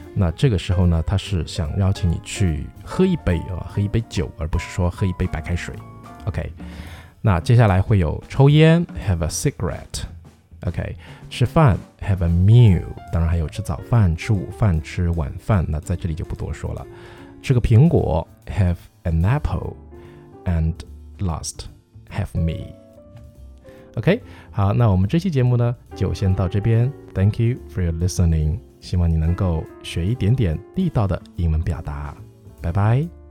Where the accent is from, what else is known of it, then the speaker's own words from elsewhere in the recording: China; 我们中国人喝的这种，比方说鲫鱼汤啊